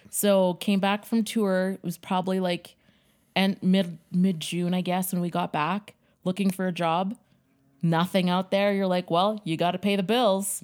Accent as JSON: {"language": "English", "town": "Yellowknife", "region": "Northwest Territories", "country": "Canada", "tie": "born or raised there", "also_born_or_lived": "Winnipeg, Manitoba", "said": "I was born in Winnipeg, Manitoba, and then my parents decided to move from Winnipeg to Yellowknife."}